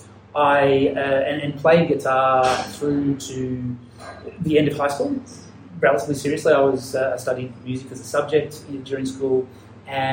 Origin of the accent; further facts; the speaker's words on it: Ballarat, Victoria, Australia; accent: Australian; moved away as an adult; now in Japan; I grew up in Australia, near Melbourne, basically 100 kilometres outside Melbourne, in a country town or city, depending on how you want to define it, called Ballarat.